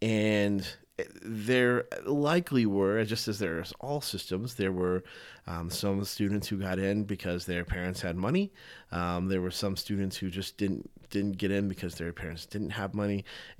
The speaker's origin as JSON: {"language": "English", "region": "the South", "country": "United States", "tie": "born or raised there", "said": "Growing up in the South as a Southern Baptist, that's for sure."}